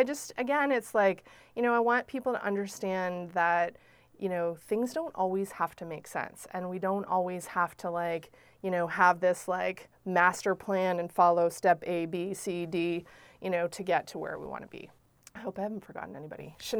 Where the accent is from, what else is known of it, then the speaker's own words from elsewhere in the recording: Prince Edward Island, Canada; we're all from Prince Edward Island